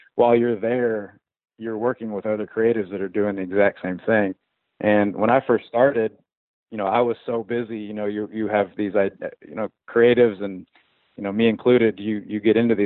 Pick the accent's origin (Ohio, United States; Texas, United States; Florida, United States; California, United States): Ohio, United States; Columbus; moved away as an adult; also born or lived in Arkansas; I'm from Columbus. I was down in Arkansas for about 6 years, and absolutely loved my time down there